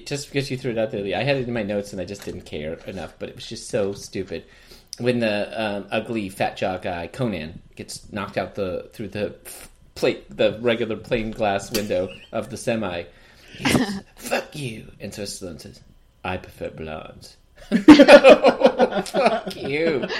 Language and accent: English; United Kingdom; I'm British.